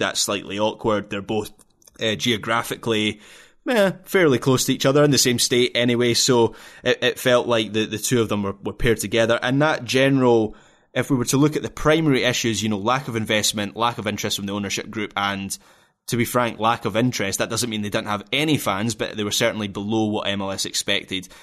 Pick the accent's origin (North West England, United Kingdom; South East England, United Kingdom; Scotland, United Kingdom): Scotland, United Kingdom; as a Scottish football fan